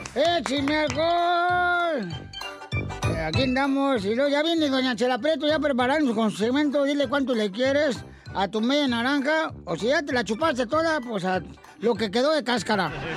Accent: Ocotlán, Jalisco, Mexico; moved away; Yo soy de Ocotlán, a un ladito

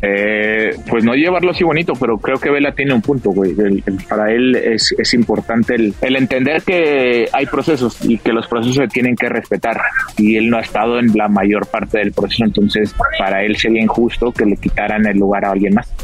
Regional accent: Mexico; como mexicano

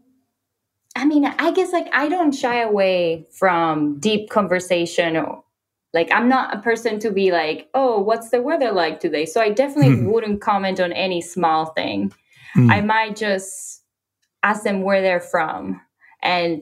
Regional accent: Puerto Rico; I told someone that I was from Puerto Rico

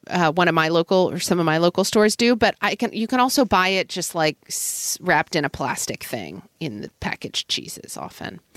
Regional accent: Oklahoma, United States; growing up in Oklahoma in the eighties

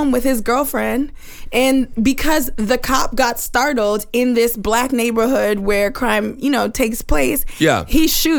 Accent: New York City, New York, United States; Yeah, I grew up in Brooklyn.

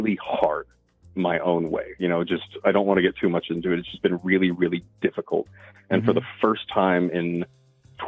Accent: Texas, United States; I grew up in Texas

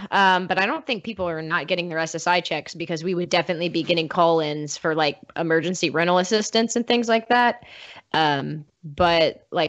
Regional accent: Peoria, Illinois, United States; moved away; I grew up in Peoria, so it would snow from, I don't know, from like December to like February-ish.

